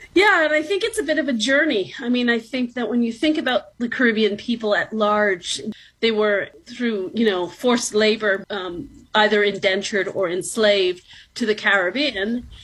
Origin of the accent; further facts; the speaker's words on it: Toronto, Ontario, Canada; also born or lived in New York City; So I was born in New York City, actually. So I'm American born, but I was raised since I was very young in the city of Toronto